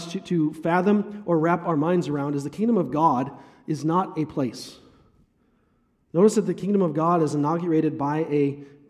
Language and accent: English; Northfield, Minnesota, United States; I grew up in Northfield